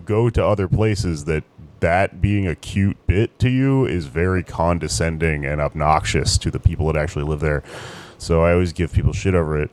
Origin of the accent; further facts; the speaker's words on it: Texas, United States; now in New York City, United States; my home state of Texas